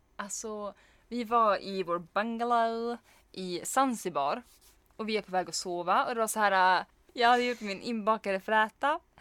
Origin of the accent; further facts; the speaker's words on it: Norrland, Sweden; vi är norrlänningar, vi kan inte hantera insekter